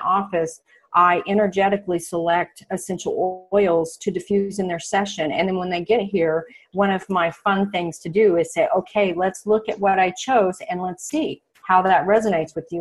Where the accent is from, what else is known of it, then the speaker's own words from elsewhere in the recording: Oklahoma, United States; moved away as an adult; also born or lived in Phoenix, Arizona; I'm a girl from Oklahoma, and when I left here 3 years ago and moved to the Phoenix area